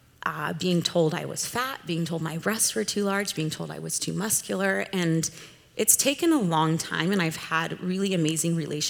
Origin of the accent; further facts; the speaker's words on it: Southern California, United States; I grew up in Southern California, which is very diverse